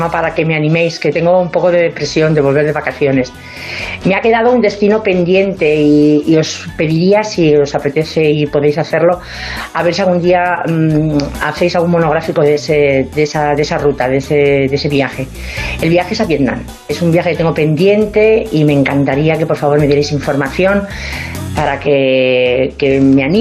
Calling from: Madrid, Community of Madrid, Spain; de Madrid.

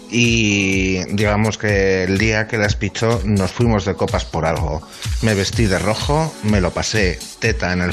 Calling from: Bilbao, Basque Country, Spain; Gabón a todo el mundo … de Bilbao.

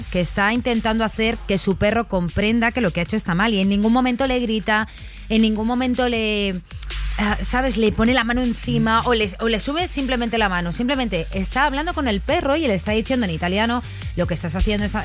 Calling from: Barcelona, Catalonia, Spain; de Barcelona y tengo un conocido que tiene dos perros

